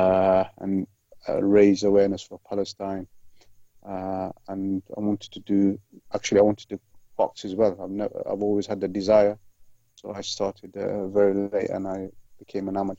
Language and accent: English; Leicester, East Midlands, United Kingdom; also born or lived in Malawi; I grew up in Leicester, in one of the roughest areas